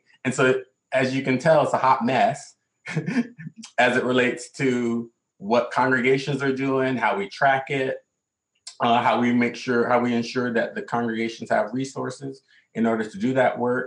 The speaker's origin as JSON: {"language": "English", "region": "the South", "country": "United States", "tie": "born or raised there", "moved": "yes", "lives_now": "New York City, United States", "said": "growing up in the South"}